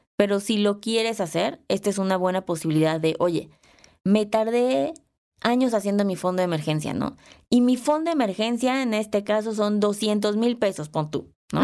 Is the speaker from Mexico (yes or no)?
yes; Mexico; yo no soy europea, soy mexicana